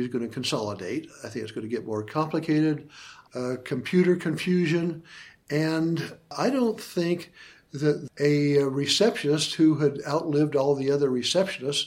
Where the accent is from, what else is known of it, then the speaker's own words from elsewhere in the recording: Idaho, United States; missing Idaho, my hometown, my home state